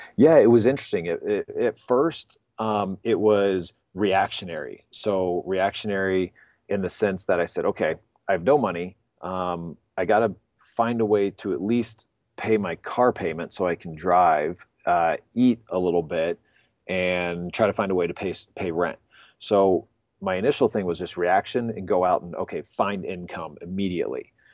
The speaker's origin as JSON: {"language": "English", "town": "Pensacola", "region": "Florida", "country": "United States", "tie": "born or raised there", "also_born_or_lived": "Gainesville, Florida", "moved": "as an adult", "lives_now": "Denver, United States", "said": "I grew up in Pensacola"}